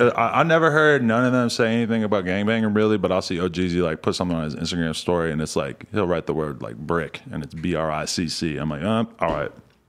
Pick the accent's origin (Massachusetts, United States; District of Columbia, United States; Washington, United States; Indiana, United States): Massachusetts, United States; now in Los Angeles, United States; I'm from like right outside Boston, but more in the fucking, you know, you could just like, all right, this is the biggest difference between like L.A. and where I'm from my perspective, is that where I grew up